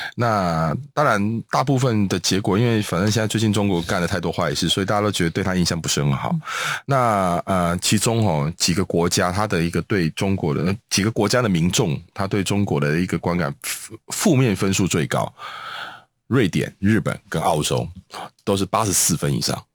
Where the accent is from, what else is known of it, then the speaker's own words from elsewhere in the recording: Taiwan; 我就是台湾人